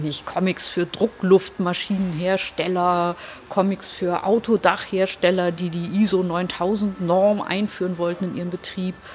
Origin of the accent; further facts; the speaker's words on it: Hamburg, Germany; moved away as an adult; also born or lived in New York; ich komme aus Hamburg